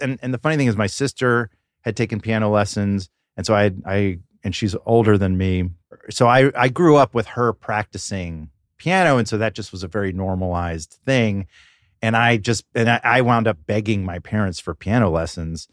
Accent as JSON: {"language": "English", "town": "Atlanta", "region": "Georgia", "country": "United States", "tie": "born or raised there", "said": "I grew up in Atlanta"}